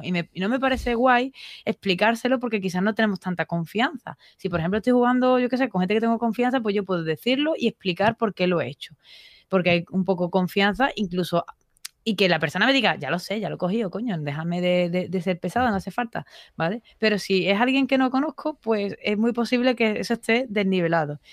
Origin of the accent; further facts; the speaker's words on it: Seville, Andalusia, Spain; soy sevillana